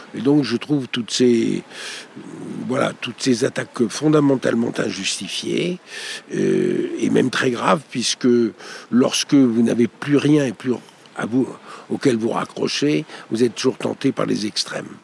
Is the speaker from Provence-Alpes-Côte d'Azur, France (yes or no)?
yes; Marseille, Provence-Alpes-Côte d'Azur, France; also born or lived in Corsica; je suis corse et marseillais